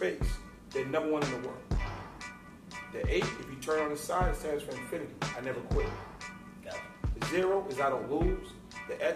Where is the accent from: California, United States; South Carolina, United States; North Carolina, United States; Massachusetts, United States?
Massachusetts, United States; Boston; I'm from Boston, Massachusetts